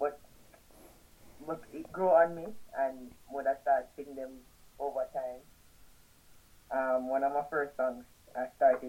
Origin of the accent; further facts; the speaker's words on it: Saint Catherine, Jamaica; also born or lived in Saint Ann, Jamaica; I'm from St. Anne originally, but I grew up in St. Catherine.